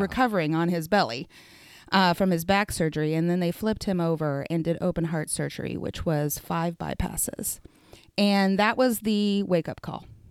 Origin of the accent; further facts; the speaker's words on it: Ponca City, Oklahoma, United States; also born or lived in Wichita, Kansas / Connecticut; now in Stillwater, United States; I was raised in Ponca City